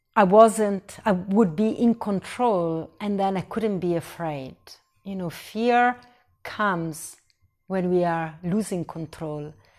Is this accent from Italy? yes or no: yes; Italy; moved away; I was born in Italy